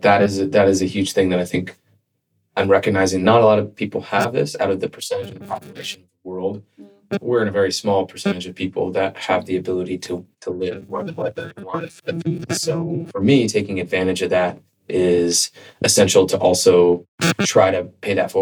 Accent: California, United States; moved away as an adult; also born or lived in Boston; I grew up in California. And then after college, I got a job and I was working in corporate. At IBM, and I moved to Boston for the training program

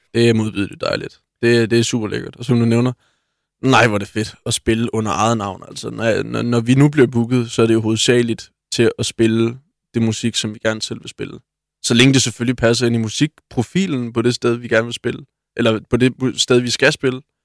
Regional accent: Svendborg, Southern Denmark, Denmark; moved away as an adult; also born or lived in Thurø; now in Odense, Denmark; født på Svendborg Hospital

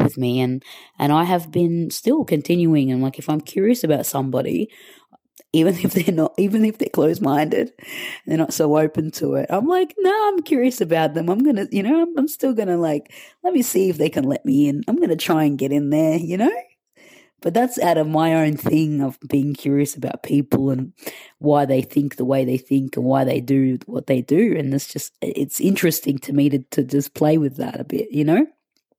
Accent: Australia; also born or lived in Egypt (ancestry); now in Madrid, Spain; I'm from Australia. My parents are Egyptian, but I'm living currently in Madrid.

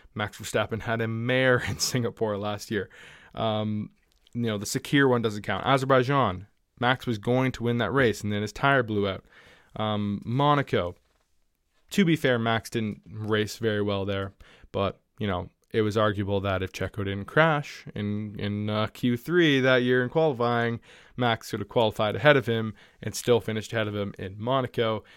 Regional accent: Canada; I'm Canadian

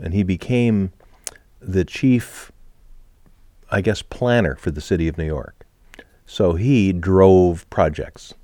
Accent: Canada

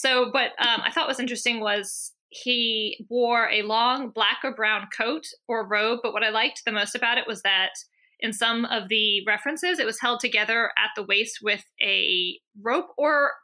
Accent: Maryland, United States; I'm from Maryland

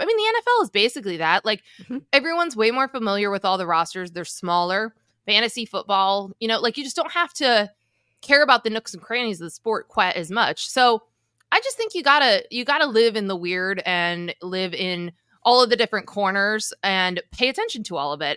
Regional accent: New Jersey, United States; I'm from Jersey. I'm 20 minutes from Rutgers

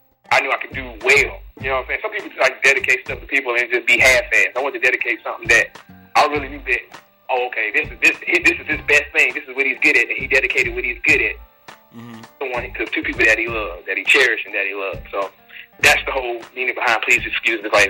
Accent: Mississippi, United States; also born or lived in Chicago, Illinois; I'm originally from Chicago, but I spent most of my life in Mississippi.

